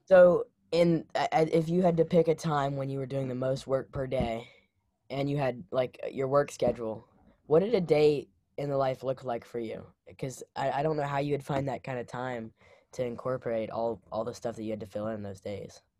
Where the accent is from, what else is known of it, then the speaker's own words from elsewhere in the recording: Memphis, Tennessee, United States; I grew up in Memphis